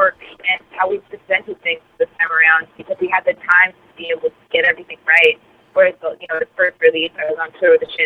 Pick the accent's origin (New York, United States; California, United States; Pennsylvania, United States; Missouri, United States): California, United States; Southern; moved away; also born or lived in Northwest; I grew up in Southern California